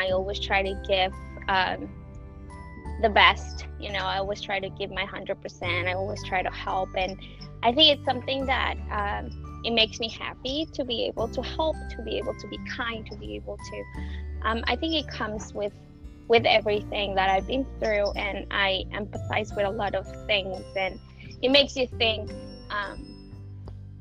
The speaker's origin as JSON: {"language": "English", "country": "Mexico", "tie": "born or raised there", "also_born_or_lived": "Switzerland", "moved": "as an adult", "lives_now": "San Francisco, United States", "said": "I am originally from Mexico, born and raised"}